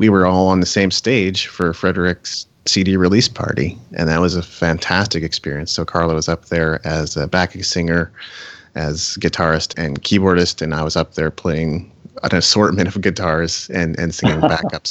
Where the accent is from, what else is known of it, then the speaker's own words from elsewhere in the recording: Japan; moved away; I grew up in Japan